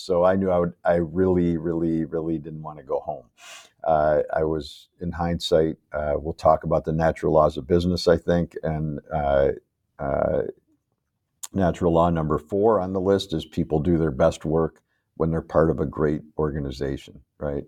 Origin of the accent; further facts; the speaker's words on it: Chicago, Illinois, United States; moved away as an adult; now in Ann Arbor, United States; I grew up in Chicago